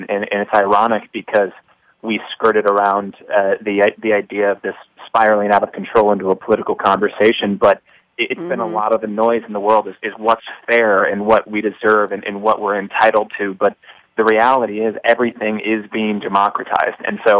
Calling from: New York City, New York, United States; I'm calling from New York City

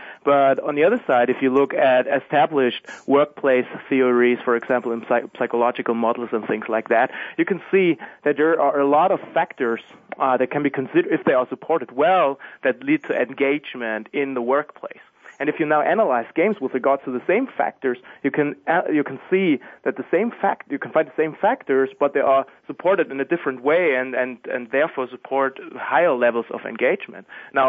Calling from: Germany; I'm calling from Germany.

